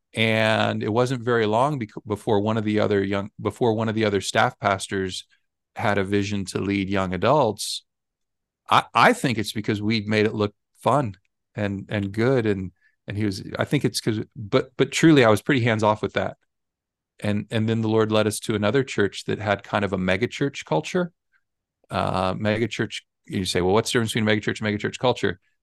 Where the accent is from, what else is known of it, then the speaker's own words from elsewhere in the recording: Missouri, United States; I was born and raised in Missouri